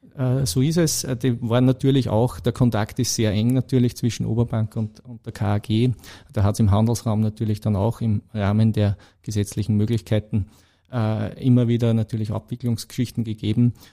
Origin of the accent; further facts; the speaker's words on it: Blindenmarkt, Lower Austria, Austria; moved away as an adult; now in Krenglbach, Austria; ich bin eigentlich ein gebürtiger Niederösterreicher okay. aus Blindenmarkt bei Amstetten.